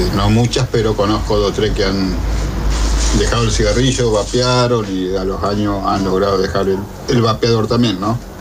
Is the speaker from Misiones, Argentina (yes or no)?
no; González Catán, Buenos Aires Province, Argentina; González Catán La Matanza